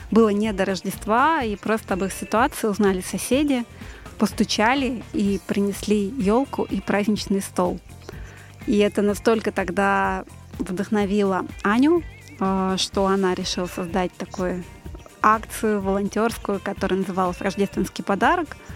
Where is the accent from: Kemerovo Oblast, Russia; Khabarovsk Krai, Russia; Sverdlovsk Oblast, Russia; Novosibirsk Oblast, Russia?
Novosibirsk Oblast, Russia; Novosibirsk; born there; now in Moscow Oblast, Russia; я родилась в славном городе Новосибирск. {S1} Далеко. Э, {S4} да, сейчас живу в Подмосковье